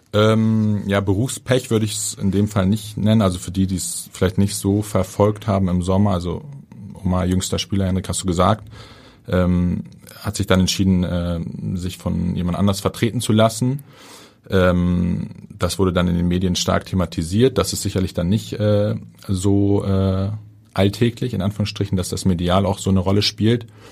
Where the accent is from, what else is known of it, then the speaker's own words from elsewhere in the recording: Hamburg, Germany; als Hamburger, als gebürtiger Hamburger